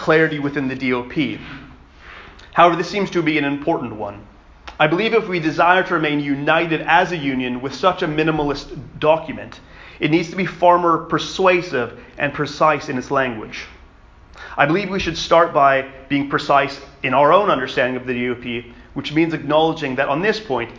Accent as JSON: {"language": "English", "region": "Western Canada", "country": "Canada", "tie": "born or raised there", "moved": "yes", "said": "Me coming from a Canadian context, I grew up in the Baptist Fellowship of Western Canada"}